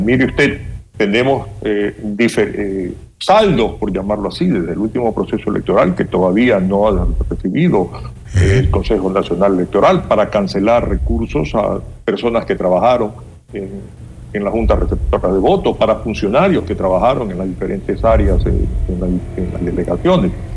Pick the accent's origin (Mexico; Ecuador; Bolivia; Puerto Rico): Ecuador; nosotros como ecuatorianos